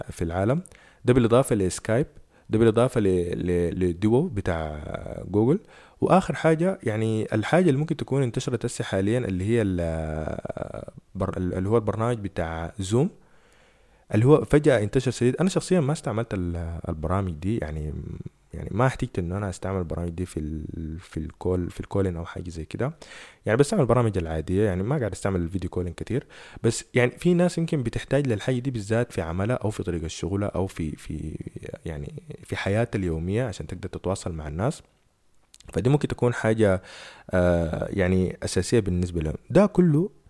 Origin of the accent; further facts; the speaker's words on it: Sudan; احنا مثلا عندنا في السودان سرعة النت هي اصلا للاسف الشديد